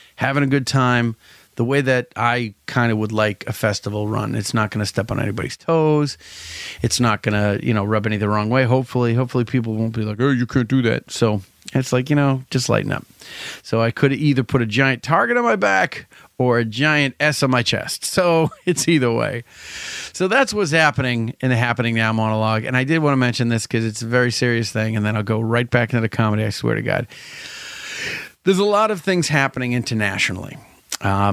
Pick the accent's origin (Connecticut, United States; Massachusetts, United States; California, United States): Massachusetts, United States; Salem; I'm from Salem